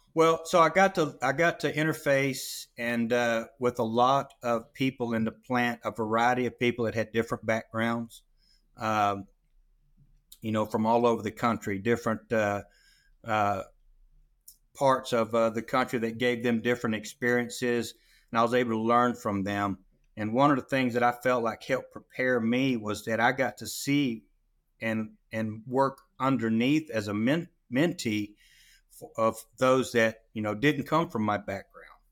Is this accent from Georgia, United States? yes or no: yes; South Georgia, United States; I was born and raised down in South Georgia, right on the Chattahoochee River